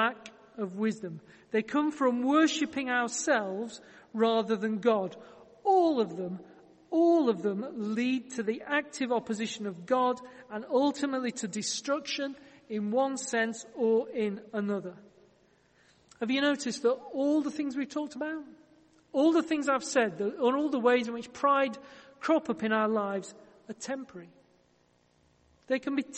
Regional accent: Yorkshire and the Humber, United Kingdom

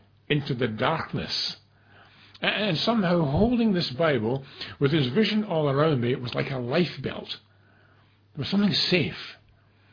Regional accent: Glasgow, Scotland, United Kingdom; I'm from Glasgow.

